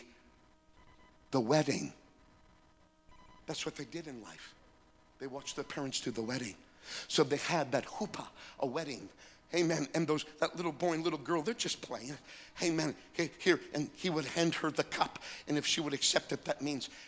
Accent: North Dakota, United States; I'm from North Dakota, 60 miles away from the Canadian border.

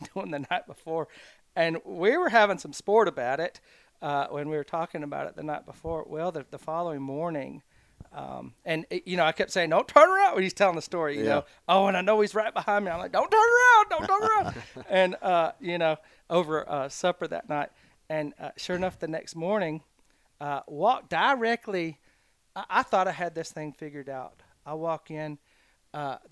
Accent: South Carolina, United States; now in Alabama, United States; I grew up in South Carolina

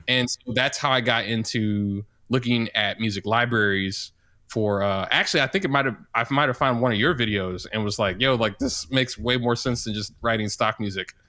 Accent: St. Louis, Missouri, United States; now in Kansas City, United States; I'm from Saint Louis, Missouri, but I live in Kansas City, Missouri

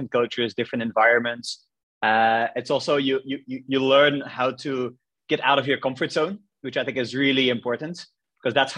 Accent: Ostend, Flanders, Belgium; moved away as an adult; also born or lived in Brussels / Nantes / Argentina; I grew up in Belgium in a city called Ostend, which is a coastal city at the coast of Belgium.

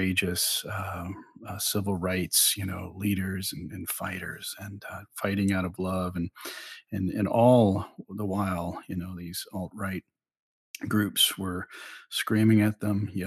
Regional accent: Oklahoma, United States; moved away as an adult; also born or lived in Texas / Mexico; now in Lynchburg, United States; I was born and raised in Oklahoma

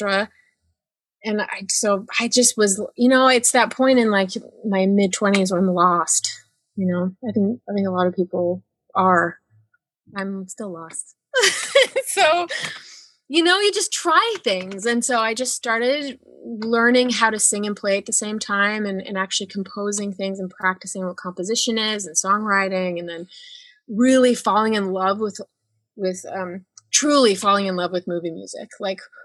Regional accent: Northern Utah, United States; I grew up in Utah, Northern Utah

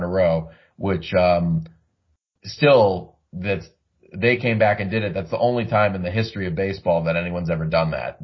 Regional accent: Boston, Massachusetts, United States; growing up in the Boston area

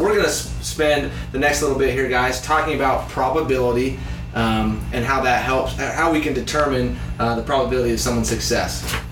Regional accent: Utah, United States; I grew up in Utah

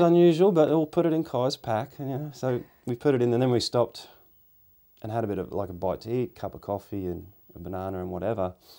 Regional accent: Australia; we're Australian

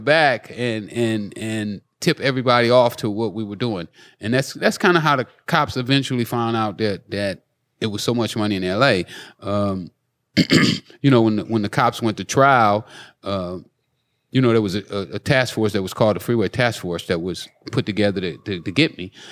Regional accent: Los Angeles, California, United States; I grew up in South Central

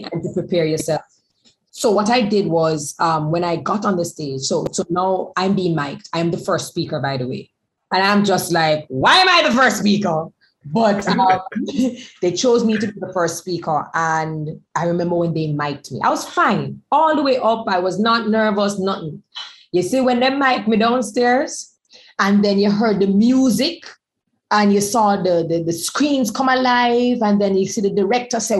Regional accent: Jamaica; we come from Jamaica, we come from the West Indies

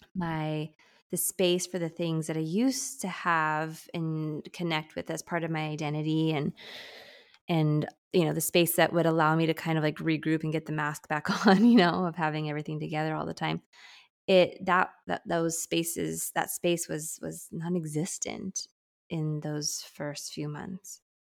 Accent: San Diego, California, United States; I'm born and raised in San Diego, California, and we live here now

